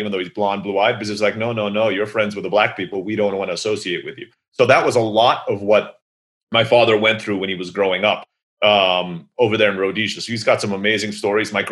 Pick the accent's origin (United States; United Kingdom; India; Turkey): Turkey; So my mom is from the Philippines, my dad's from the US, but grew up in Africa, and I'm growing up in Turkey, right?